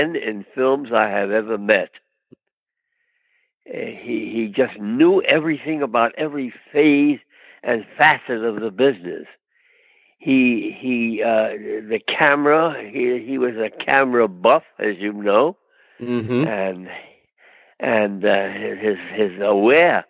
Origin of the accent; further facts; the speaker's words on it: New York City, New York, United States; now in Los Angeles, United States; I was born in Brooklyn